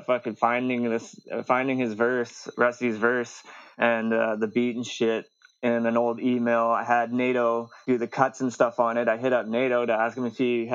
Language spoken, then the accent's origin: English; the West, British Columbia, Canada; I'm from the West